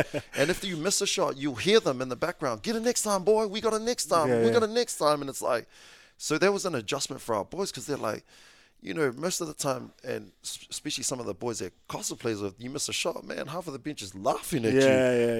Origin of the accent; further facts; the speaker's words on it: Avondale, Auckland, New Zealand; When I came from Avondale, obviously went to Kelston